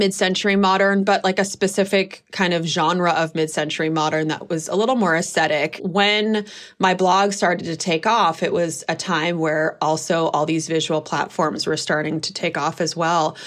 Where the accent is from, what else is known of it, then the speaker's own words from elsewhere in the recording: Berkeley, California, United States; I grew up in Berkeley, California